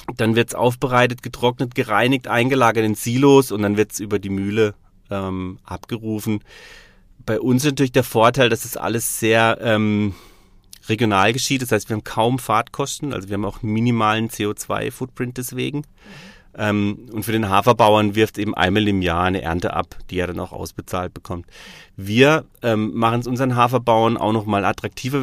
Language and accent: German; Freiamt, Baden-Württemberg, Germany; born or raised there; also born or lived in Stuttgart; now in Freiburg, Germany